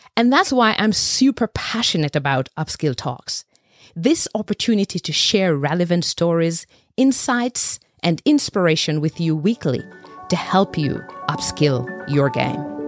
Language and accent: English; Jamaica; I was born and bred in Jamaica, raised by a village anchored by a pack of powerful matriarchs